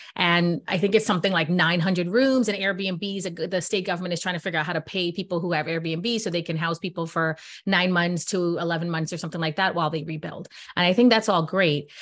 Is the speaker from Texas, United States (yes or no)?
no; New York, United States; I'm from New York